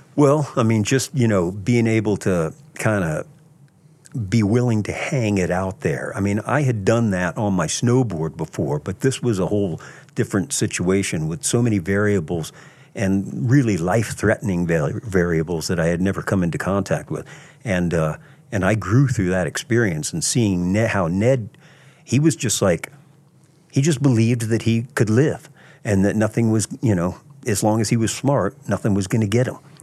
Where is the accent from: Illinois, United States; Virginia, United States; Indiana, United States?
Virginia, United States; Virginia Beach; I grew up in Virginia Beach, Virginia, at the beach